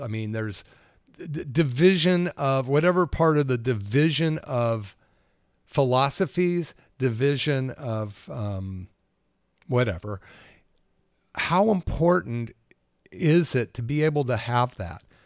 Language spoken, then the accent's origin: English; Berkeley, California, United States; also born or lived in Capitola, California; growing up in Berkeley in the sixties